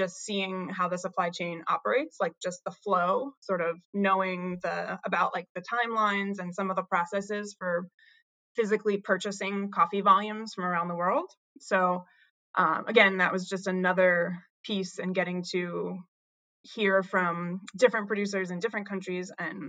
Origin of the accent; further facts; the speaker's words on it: New Hampshire, United States; I grew up in New Hampshire, in a small town in sort of central mountains of New Hampshire.